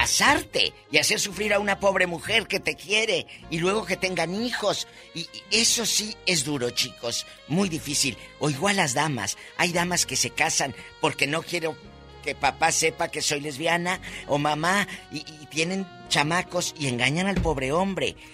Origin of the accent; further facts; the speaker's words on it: Matamoros, Tamaulipas, Mexico; En mi tierra, eh, Matamoros, Tamaulipas